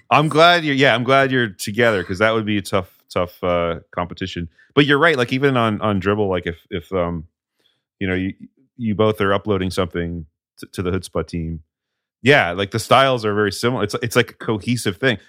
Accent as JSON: {"language": "English", "region": "New England", "country": "United States", "tie": "born or raised there", "said": "growing up in New England"}